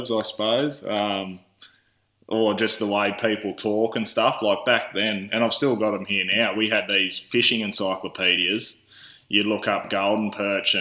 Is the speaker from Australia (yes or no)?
yes; Tamworth, New South Wales, Australia; also born or lived in Grafton, New South Wales / Nundle, New South Wales; born in Grafton, New South Wales, shifted over into the Tamworth area here, just outside of Tamworth at a young age